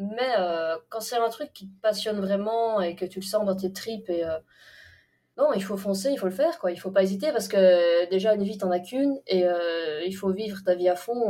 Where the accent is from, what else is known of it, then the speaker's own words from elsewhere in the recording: Belgium; chez nous, en Belgique